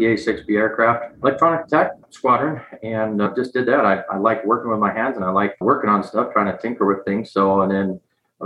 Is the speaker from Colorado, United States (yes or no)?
no; Montana, United States; I grew up in Montana.